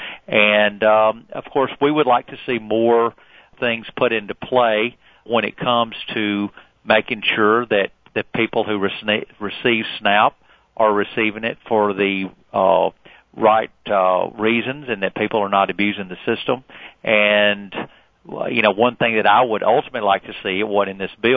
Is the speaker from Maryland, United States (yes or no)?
no; Alabama, United States; a state like Alabama, my home state